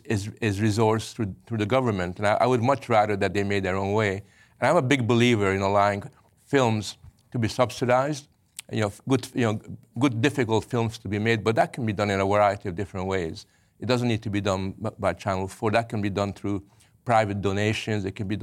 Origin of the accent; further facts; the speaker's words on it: Canada; I grew up in Canada, but 100% Hungarian.